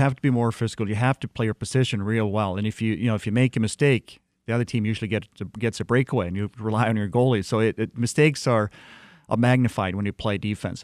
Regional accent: Sweden; moved away as an adult; also born or lived in Detroit, Michigan; as a little kid, uh, growing up in Sweden

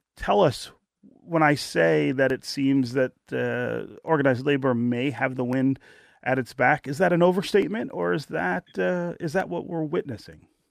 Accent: Detroit, Michigan, United States; the 1970s and 1980s, the decades in which I grew up in Detroit

